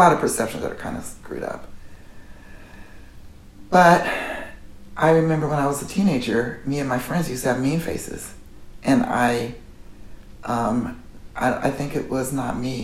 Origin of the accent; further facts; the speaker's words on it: Oakland, California, United States; I grew up in Oakland